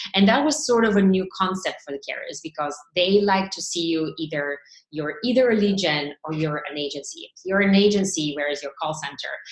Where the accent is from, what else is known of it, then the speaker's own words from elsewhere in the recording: Bulgaria; moved away as an adult; now in Boston, United States; I grew up in Bulgaria, um, which was an ex-communist country.